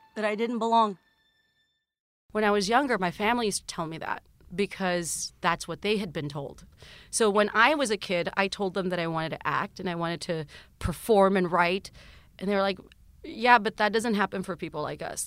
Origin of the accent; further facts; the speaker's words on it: South Texas, United States; now in Los Angeles, United States; growing up in South Texas